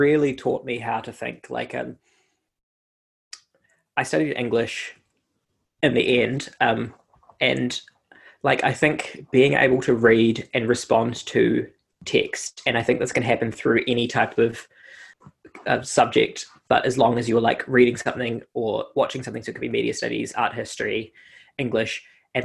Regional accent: Christchurch, Canterbury, New Zealand; moved away as an adult; also born or lived in Denmark; I grew up in Christchurch. I was there for almost all of my life until I turned 22

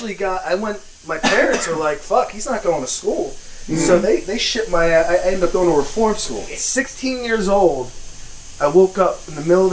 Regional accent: New Jersey, United States; I grew up in Marstown, Upper North Jersey area.

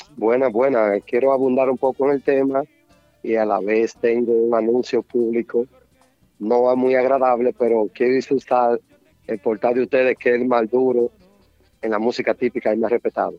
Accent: Santiago de los Caballeros, Santiago, Dominican Republic; moved away; Soy de Santiago, nacido y criado

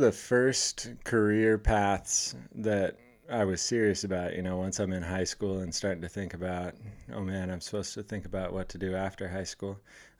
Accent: Oregon, United States; moved away; also born or lived in The Dalles, Oregon; So, I born and raised in Oregon.

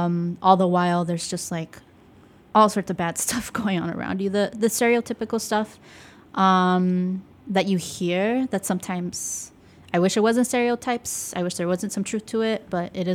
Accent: Dallas, Texas, United States; now in Chicago, United States; my life growing up in Texas.

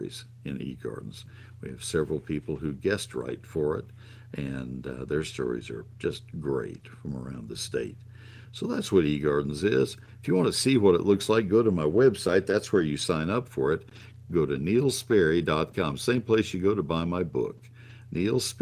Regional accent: McKinney, Texas, United States; my hometown of McKinney

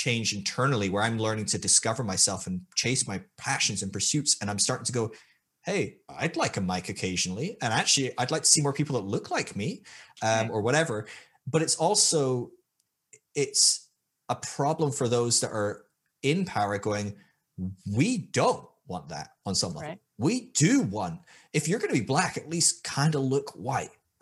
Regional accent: Scotland, United Kingdom; moved away as an adult; also born or lived in Sydney, Australia; I was from Scotland, which is a white ass place

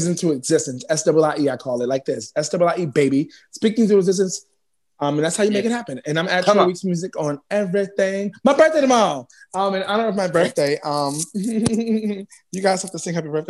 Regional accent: New York City, New York, United States; also born or lived in Bronx; I already know I'm representing Harlem, but I live in the Bronx now

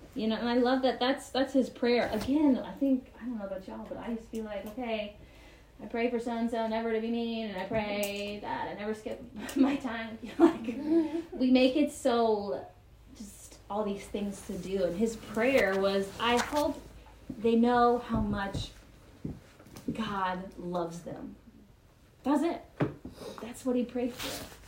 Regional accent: Marietta, Georgia, United States; I grew up in Marietta, Georgia

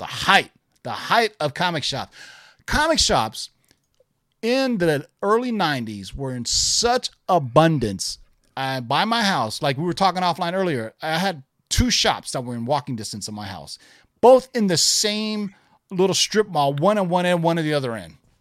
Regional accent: Bay Area, California, United States; when I was growing up in the Bay Area in the eighties.

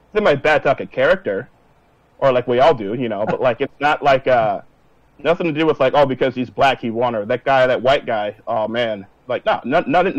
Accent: Minneapolis, Minnesota, United States; I'm from Minneapolis, Minnesota

